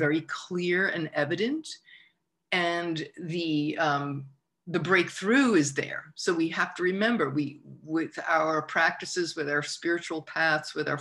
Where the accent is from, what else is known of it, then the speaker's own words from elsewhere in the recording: United States; being American, growing up